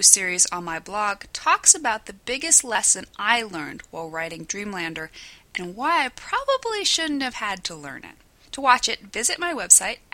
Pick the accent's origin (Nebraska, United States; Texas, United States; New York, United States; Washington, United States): Nebraska, United States; Scottsbluff; my hometown of Scottsbluff, Nebraska